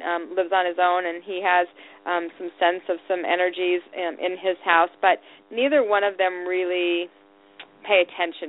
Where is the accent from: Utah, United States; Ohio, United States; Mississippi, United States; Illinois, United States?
Utah, United States; Salt Lake City; I was raised in Salt Lake City, Utah.